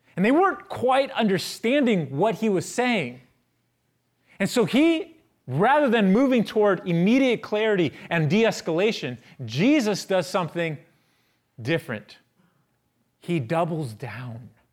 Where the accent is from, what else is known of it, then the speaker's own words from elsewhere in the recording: San Francisco, California, United States; I'm from San Francisco.